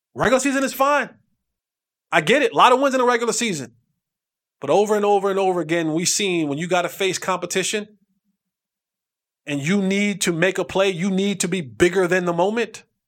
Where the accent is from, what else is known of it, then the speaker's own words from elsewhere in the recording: New Jersey, United States; I'm from Jersey. We used to have crabs at our cookout